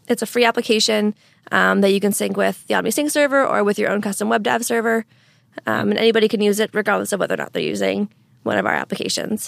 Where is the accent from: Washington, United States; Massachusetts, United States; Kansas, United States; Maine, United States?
Washington, United States; Eastern; also born or lived in Nova Scotia, Canada; now in Seattle, United States; I grew up in Eastern Washington